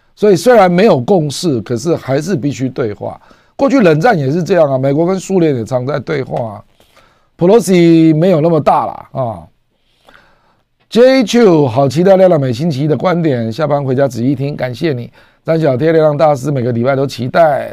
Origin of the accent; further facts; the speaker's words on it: Taiwan; 我们台湾